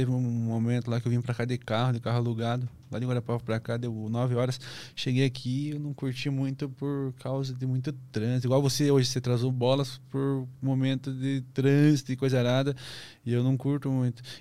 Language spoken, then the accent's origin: Portuguese; Curitiba, Paraná, Brazil; sou lá de Curitiba, moro vizinho meu lá